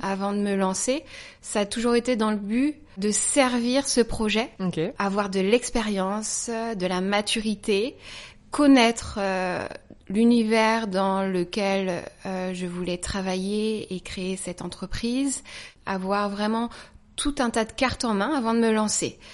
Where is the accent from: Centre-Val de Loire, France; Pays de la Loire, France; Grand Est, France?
Pays de la Loire, France; Saumur; moved away as an adult; now in Paris, France; Je viens de Saumur, voilà, j'ai grandi à Saumur